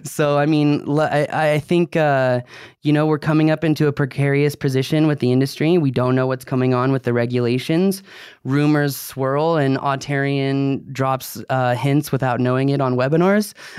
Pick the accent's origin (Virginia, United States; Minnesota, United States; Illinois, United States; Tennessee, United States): Virginia, United States; I grew up in Virginia